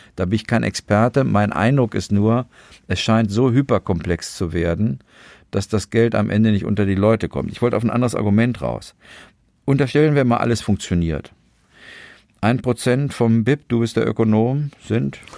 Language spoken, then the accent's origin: German; Germany; wir Deutschen